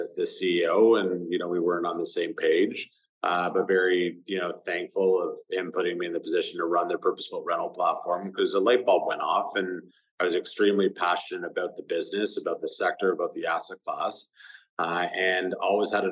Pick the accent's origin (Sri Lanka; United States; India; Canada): Canada; Toronto, Ontario; also born or lived in London, England; Both my wife and I were born and raised in Toronto